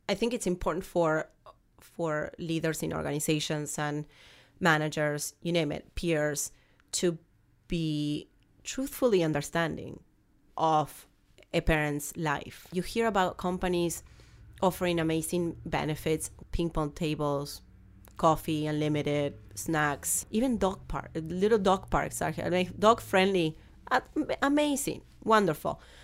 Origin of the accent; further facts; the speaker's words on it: Argentina; English is a second language; moved away as an adult; now in United States; I came to the United States, as you can tell, I have a very strong accent. Um, I'm from Argentina